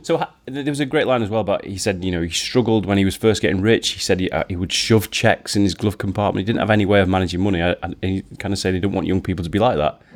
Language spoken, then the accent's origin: English; Yorkshire and the Humber, United Kingdom; I'm from Yorkshire